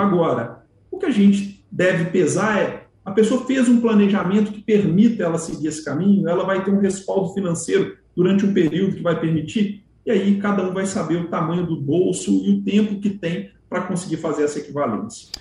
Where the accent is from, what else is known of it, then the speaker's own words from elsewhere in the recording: Minas Gerais, Brazil; como um bom mineiro